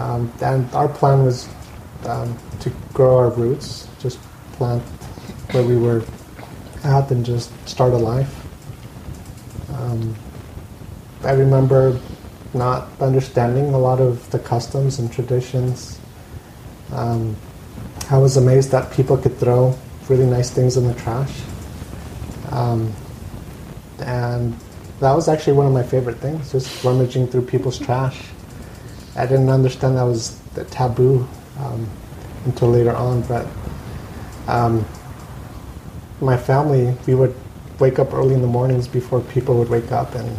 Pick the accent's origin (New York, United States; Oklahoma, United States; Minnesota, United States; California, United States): California, United States; Costa Mesa; And my family was living here in Costa Mesa, so we grew up in here in Costa Mesa. We never left.